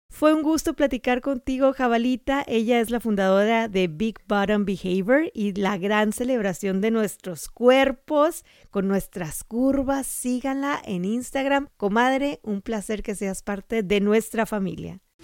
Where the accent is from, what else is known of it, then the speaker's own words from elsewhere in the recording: Sonora, Mexico; moved away; mi tierra cálida de Sonora